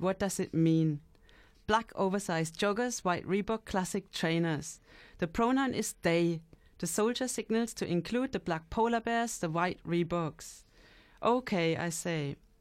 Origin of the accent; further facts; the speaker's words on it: London, United Kingdom; being a Londoner.